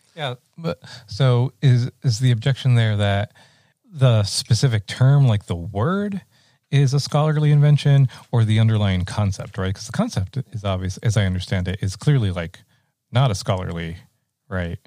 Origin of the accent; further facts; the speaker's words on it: Rio Grande Valley, Texas, United States; growing up in the Rio Grande Valley and I'm in a ninety percent uh, Mexican-American community